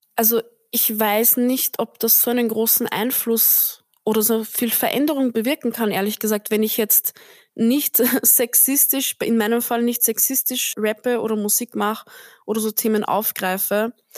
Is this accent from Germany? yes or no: no; Austria; now in Vienna, Austria; Aber ich bin am Land aufgewachsen, also wirklich so Dorf, Dorf